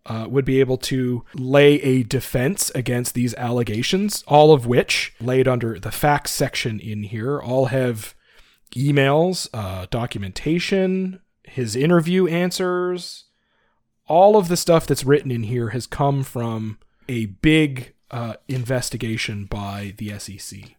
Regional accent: Canada; I'm a Canadian financial advisor

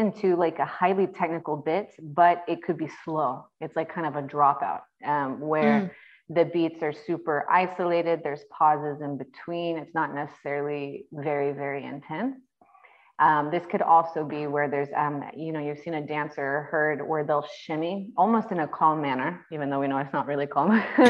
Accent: United States; also born or lived in North Carolina; I am an American girl

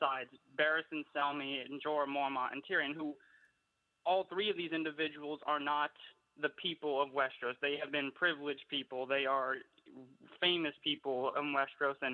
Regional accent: Louisiana, United States; I'm from all the way here down south in Louisiana, of all places.

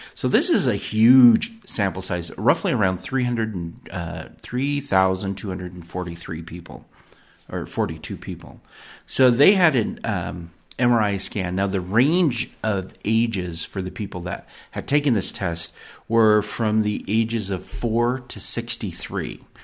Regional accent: United States; I was born here in the United States

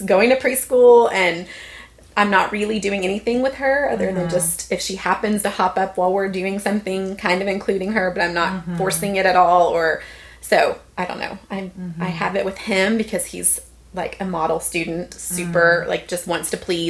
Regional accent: Dallas, Texas, United States; I grew up in Dallas and went to A&M.

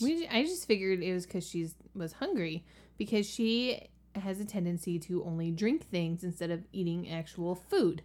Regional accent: the South, United States; moved away; also born or lived in Virginia; I'm from the South, and we say pecans

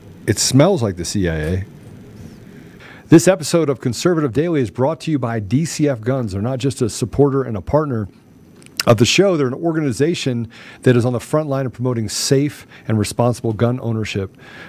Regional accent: United States; I'm an American.

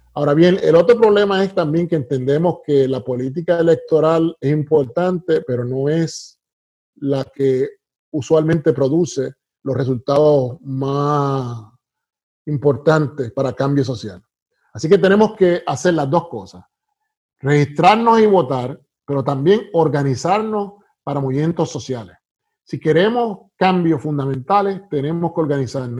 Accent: Puerto Rico; also born or lived in United States; now in North Carolina, United States; nací en Estados Unidos, pero me crié en Puerto Rico, así que soy eh, puertorriqueño de pura cepa

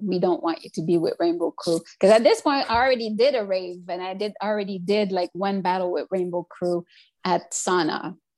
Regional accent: Montreal, Quebec, Canada; also born or lived in Notre-Dame-de-Grâce, Montreal; I'm from Montreal North. I've already moved to NDG

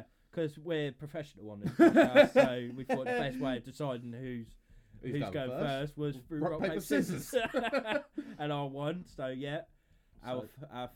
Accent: England, United Kingdom; we're British, we're two English lads

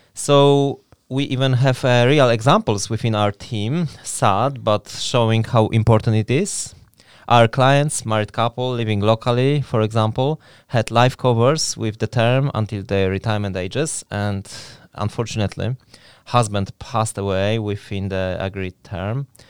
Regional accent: Poland; moved away as an adult; now in Newry, United Kingdom; I am originally from Poland, and I have been living in Newry for over twelve years

